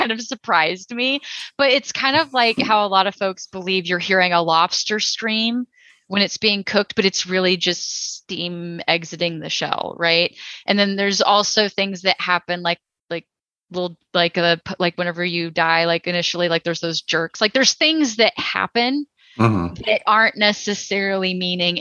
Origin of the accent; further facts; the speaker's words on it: Texas, United States; I'm from Texas